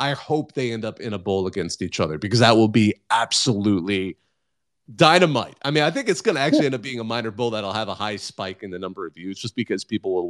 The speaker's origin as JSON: {"language": "English", "town": "Bakersfield", "region": "California", "country": "United States", "tie": "born or raised there", "said": "I grew up in Bakersfield."}